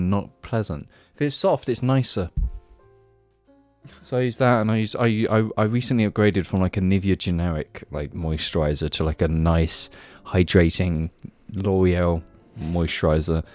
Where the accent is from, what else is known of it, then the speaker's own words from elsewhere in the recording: the Southwest, South West England, United Kingdom; We're from the Southwest.